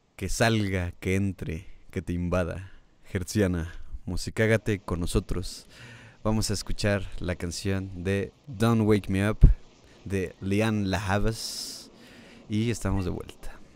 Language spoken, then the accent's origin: Spanish; Mexico; como mexicano